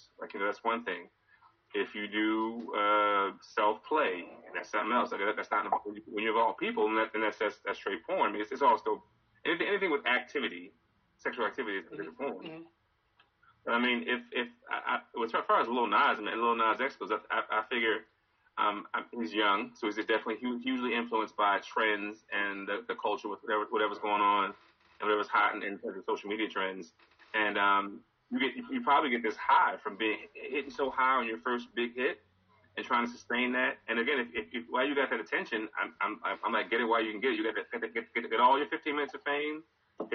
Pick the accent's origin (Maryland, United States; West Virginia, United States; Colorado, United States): Maryland, United States; Baltimore; moved away as an adult; now in Takoma Park, United States; I'm from Baltimore. I've been in Tacoma Park for a year, but I've been from Baltimore. I'm from around the way